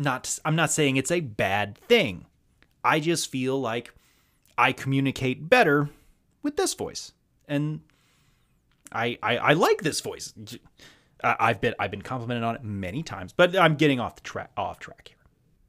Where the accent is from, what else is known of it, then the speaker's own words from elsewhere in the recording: the South, United States; I am a Southerner. I was born and raised entirely in the South. I don't feel like I identify as Southern. In fact, a staggering number of people that I meet think I'm from the Midwest with this voice that I have. As you can tell, I never picked up the accent.